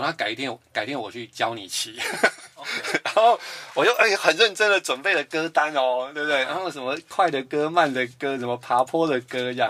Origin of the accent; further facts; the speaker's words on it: New Taipei, Taiwan; 我是来自于新北市新庄区